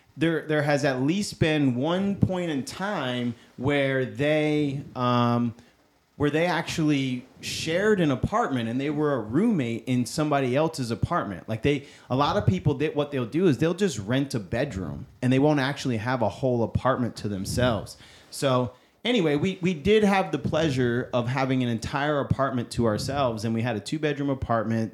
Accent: upstate New York, United States; moved away; I am originally from New York. I'm from upstate New York. I'm not from New York City

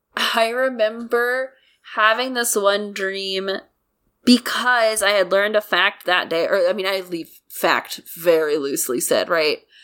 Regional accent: United States; I'm an American

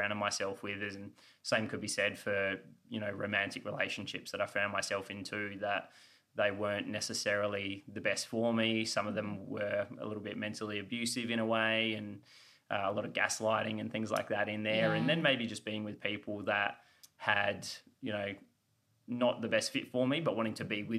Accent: Australia; moved away as an adult; also born or lived in Los Angeles, United States / Austin, Texas, United States; being the Aussie.

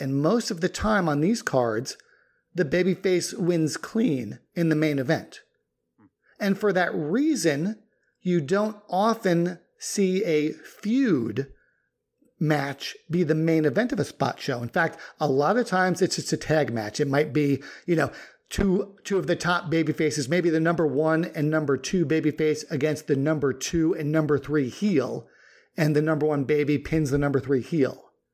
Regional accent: New York, United States; since both you and I grew up in New York

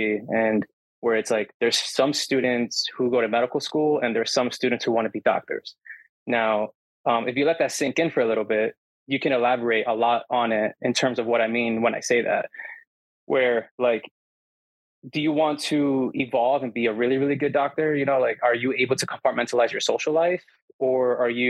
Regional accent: New Jersey, United States; moved away as an adult; now in Grenada; I'm Hispanic from Jersey

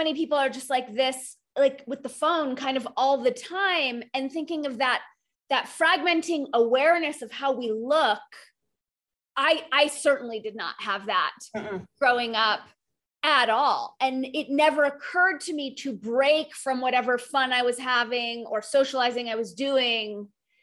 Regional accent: United States; you and I are both born and raised in the United States

